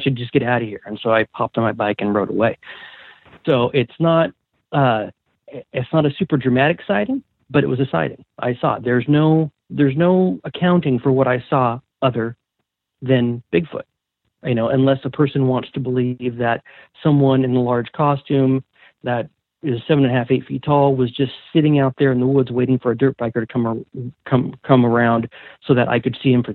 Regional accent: Washington, United States; growing up in Washington

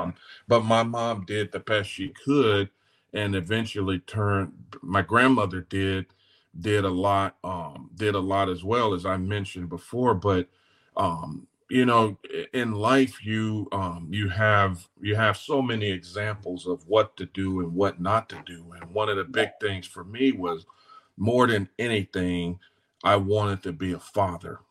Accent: Los Angeles, California, United States; moved away as an adult; also born or lived in Greenville, North Carolina; now in Nashville, United States; I was born and raised in South Central, um, in South Central LA.

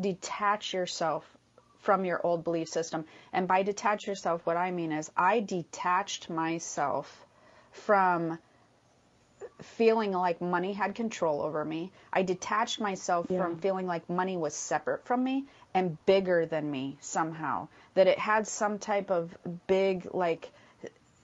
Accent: Midwest, United States; moved away; we come from the Midwest

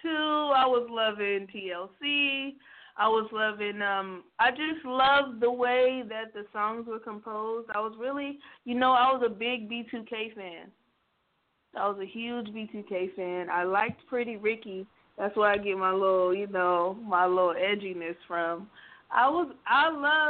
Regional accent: Stockton, California, United States; moved away as an adult; now in Sacramento, United States; So I live in Sacramento right now, but I'm actually from Stockton, which is 30 minutes south from here

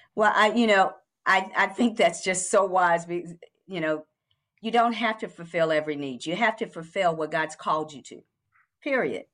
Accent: Kentucky, United States; now in Atlanta, United States; I am from Kentucky

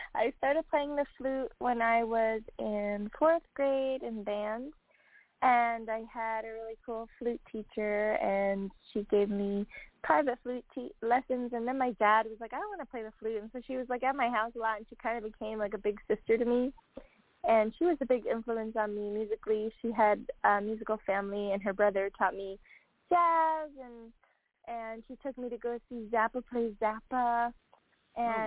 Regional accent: Long Island, New York, United States; moved away as an adult; now in Austin, United States; I grew up on Long Island

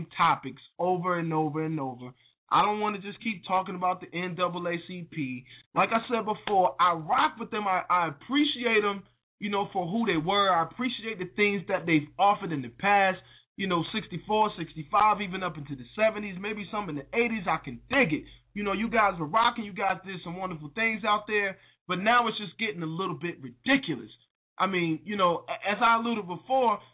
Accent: North Carolina, United States; Y'all in my hometown

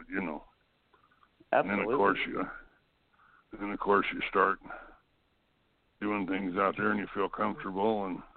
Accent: Florida, United States; I started in Florida, and I grew up mostly in Florida.

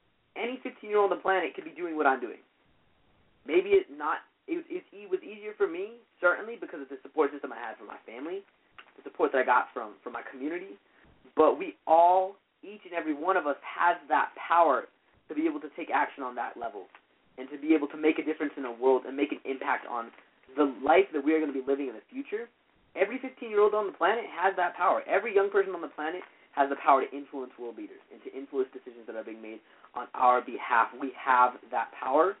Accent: Boulder, Colorado, United States; downtown Boulder, you know, my hometown

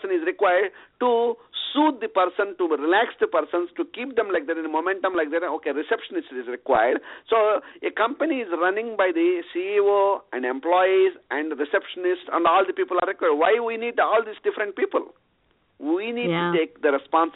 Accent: India; moved away as an adult; I was born in India and raised in India in a small village

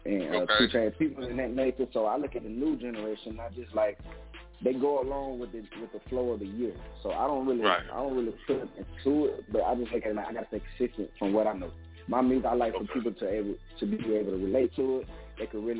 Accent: Augusta, Georgia, United States; I'm from Augusta, Georgia, South Augusta

